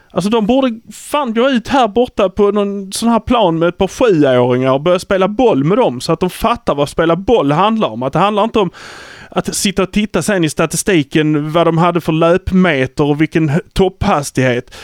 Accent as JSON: {"language": "Swedish", "town": "Malmö", "region": "Skåne", "country": "Sweden", "said": "vi är från Malmö."}